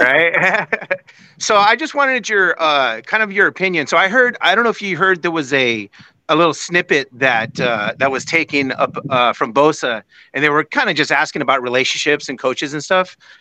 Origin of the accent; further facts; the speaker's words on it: San Jose, California, United States; now in Boise, United States; I'm originally from San Jose, California